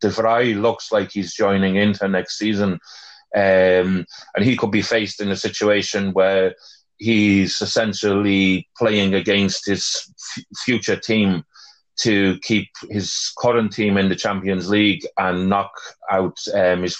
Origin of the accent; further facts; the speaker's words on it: Wales, United Kingdom; as a Welshman